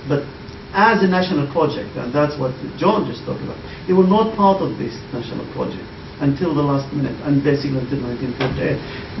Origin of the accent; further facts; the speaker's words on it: Shefa-'Amr, Northern District, Israel; I come from Shafa'an, which is on the Galilee.